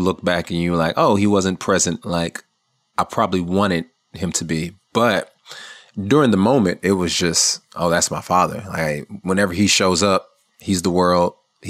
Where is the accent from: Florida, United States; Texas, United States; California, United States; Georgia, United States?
California, United States; also born or lived in Atlanta, United States; spent many, many years in Atlanta, almost enough to say that I'm from Atlanta. But I technically say I'm from California.